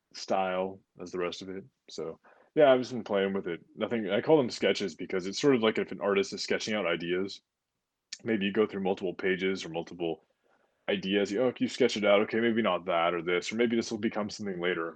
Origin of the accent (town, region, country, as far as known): United States